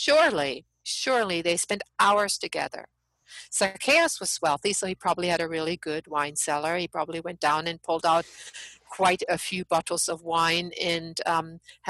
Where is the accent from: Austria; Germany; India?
Germany; now in United States; I'm an outsider. I'm from Germany.